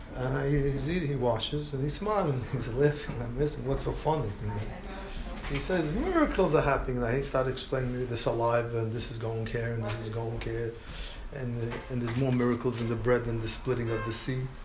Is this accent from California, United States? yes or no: no; New York City, New York, United States; I was brought up in the Lower East Side.